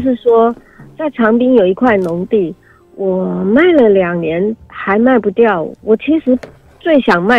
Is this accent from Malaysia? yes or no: no; Tainan, Taiwan; moved away as an adult; now in Hualien, Taiwan; 因为我是台南人。嗯，那工作一直在花莲东部。